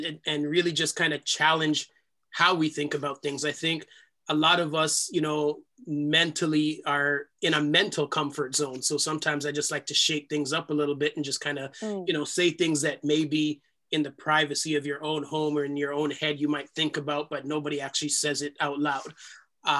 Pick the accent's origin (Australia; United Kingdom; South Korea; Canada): Canada; Toronto, Ontario; accent: Jamaican; I was born here in Canada. I'm the first generation born outside of the islands. We grew up in a part of Toronto